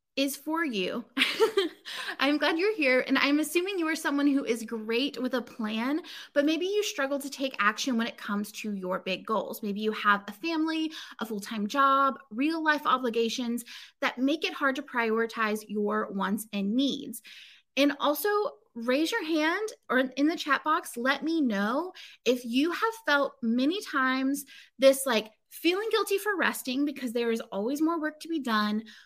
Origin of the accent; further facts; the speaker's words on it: Inverness, Florida, United States; moved away; also born or lived in Chicago; I grew up, or I lived for several years as a kid, um, in this place called Inverness, Florida